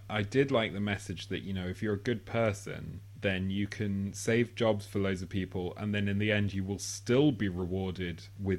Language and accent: English; United Kingdom; the fact that we're British